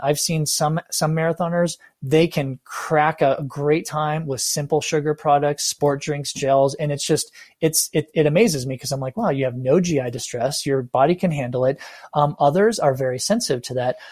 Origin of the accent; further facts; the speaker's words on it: United States; as an American, right, Caucasian or whatever